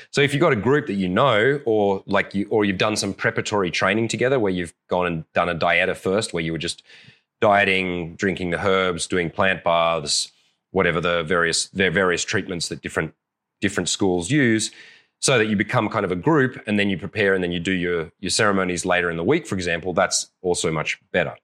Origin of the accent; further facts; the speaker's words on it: Australia; I'm an Aussie